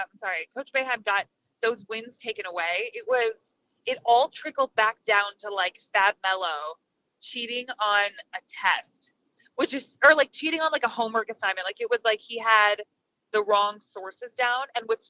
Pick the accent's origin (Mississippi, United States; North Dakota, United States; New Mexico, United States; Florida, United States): Florida, United States; South; moved away as an adult; also born or lived in Syracuse; I grew up in South Florida.